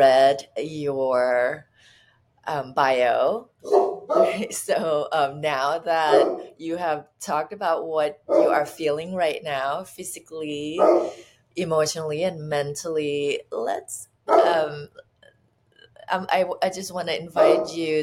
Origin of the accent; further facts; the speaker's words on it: Thailand; now in California, United States; when I was growing up in Thailand